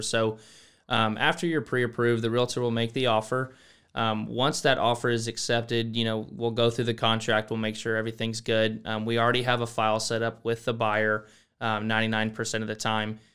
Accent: Boerne, Texas, United States; moved away as an adult; now in College Station, United States; I'm from Burney, Texas. Um, really came from, um, that area, a little small town right outside San Antonio

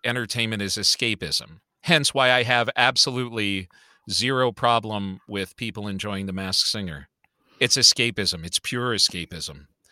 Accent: Chicago, Illinois, United States; I grew up on the Southside of Chicago

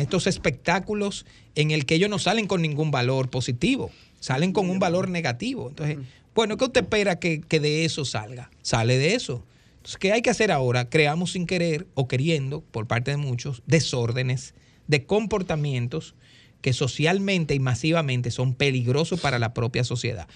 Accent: Dominican Republic; soy dominicano con una cédula

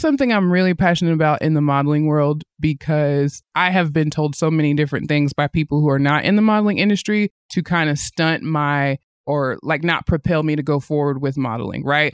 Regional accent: Athens, Tennessee, United States; moved away as an adult; also born or lived in Nashville, Tennessee; now in Northwest Arkansas, United States; I grew up in the South

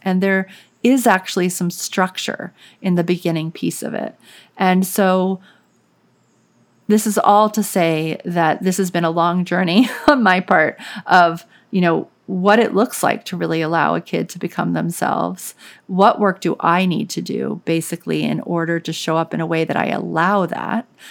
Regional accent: New Orleans, Louisiana, United States; I grew up in New Orleans, and so it was, like, the South

